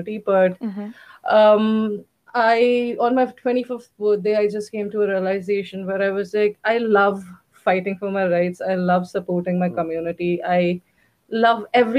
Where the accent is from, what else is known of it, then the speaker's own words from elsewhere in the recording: Mumbai, Maharashtra, India; moved away as an adult; also born or lived in Belgium; now in Lisbon, Portugal; I grew up in Bombay